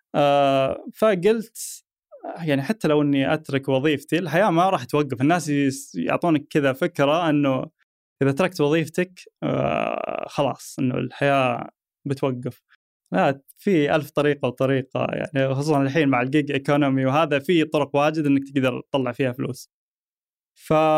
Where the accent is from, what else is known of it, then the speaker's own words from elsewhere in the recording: Saudi Arabia; عندنا في السعوديه